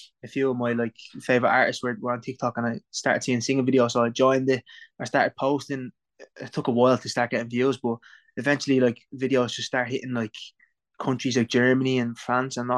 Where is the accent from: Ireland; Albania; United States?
Ireland; Tallaght, Leinster; accent: Irish; I'm 22, I'm from Talla